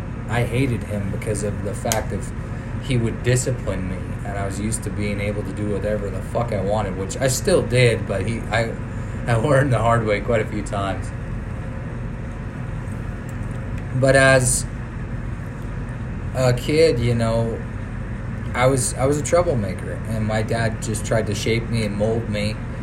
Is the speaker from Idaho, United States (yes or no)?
yes; Boise, Idaho, United States; also born or lived in Clovis, California; So I was born on November 11th, 1993, Clovis, California. I didn't stay there long. We were actually moved up to Boise